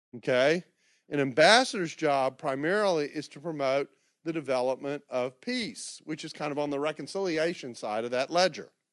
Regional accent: Houston, Texas, United States; moved away; I grew up in the Memorial area

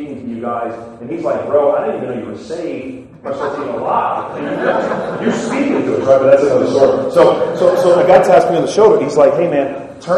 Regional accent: Chalmette, Louisiana, United States; I'm actually from New Orleans, Louisiana, Chalmette to be exact

